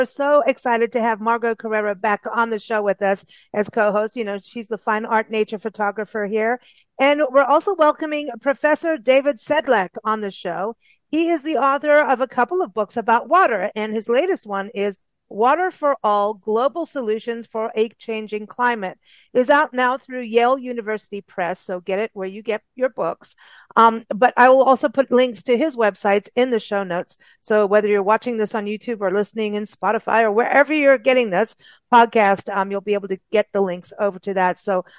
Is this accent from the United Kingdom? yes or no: no; Kenya; also born or lived in South Africa; And I grew up in Africa, in Kenya and South Africa, and have been through real droughts.